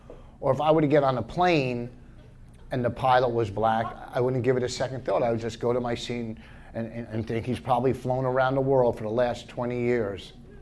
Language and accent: English; New Jersey, United States; I'm from Jersey, and I was in Portland a couple weeks ago.